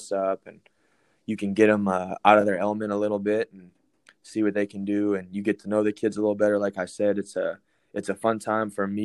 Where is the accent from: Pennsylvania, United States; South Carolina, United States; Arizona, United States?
Arizona, United States; Phoenix; moved away as an adult; also born or lived in Colorado; I grew up in Phoenix, Arizona